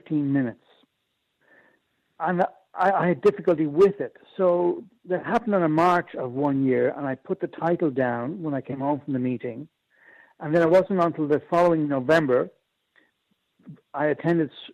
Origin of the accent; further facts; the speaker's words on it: Ireland; also born or lived in Japan; I'm Irish.